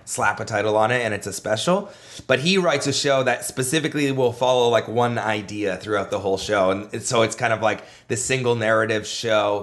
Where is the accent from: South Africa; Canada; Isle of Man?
Canada; I was a comedian from Canada